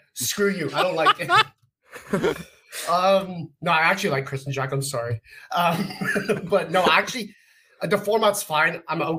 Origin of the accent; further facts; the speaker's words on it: Canada; being Canadian